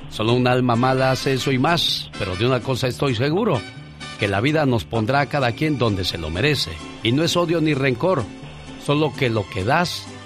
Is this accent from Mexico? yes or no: yes; Sinaloa, Mexico; moved away; Salí de Sinaloa, pero Sinaloa nunca salió de mí.